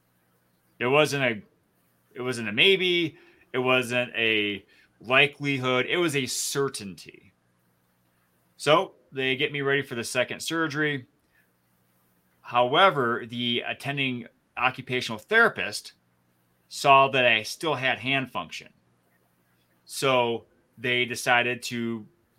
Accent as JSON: {"language": "English", "area": "just north of the Flint area", "region": "Michigan", "country": "United States", "tie": "born or raised there", "moved": "yes", "said": "Jeff and I grew up in Michigan, just north of the Flint area."}